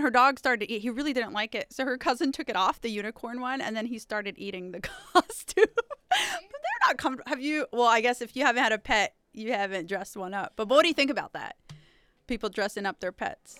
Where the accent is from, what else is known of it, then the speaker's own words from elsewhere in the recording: Alabama, United States; the burbs where I grew up in Alabama